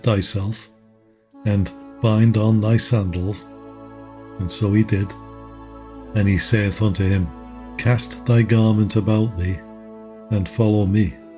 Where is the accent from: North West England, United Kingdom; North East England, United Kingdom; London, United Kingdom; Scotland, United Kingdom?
North West England, United Kingdom; Liverpool; moved away as an adult; also born or lived in Cheshire / Canada / Texas; As for my accent, well, you guessed it, I was born and raised in Liverpool.